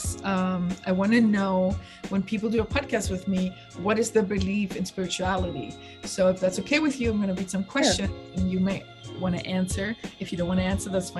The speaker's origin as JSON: {"language": "English", "town": "Stuttgart", "region": "Baden-Württemberg", "country": "Germany", "moved": "yes", "said": "I'm from Stuttgart"}